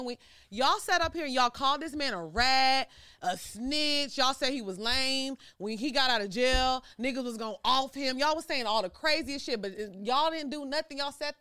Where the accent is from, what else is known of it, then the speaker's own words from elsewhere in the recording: Orange, Texas, United States; also born or lived in Houston, Texas; I actually grew up in a small town called Orange. It's like on the border of Louisiana. So I lived there until I graduated high school. Then I moved to Houston.